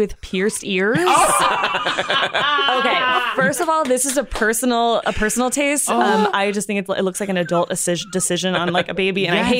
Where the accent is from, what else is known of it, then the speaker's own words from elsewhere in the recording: New Jersey, United States; In New Jersey, that's where all my friends in high school went, just to Claire's.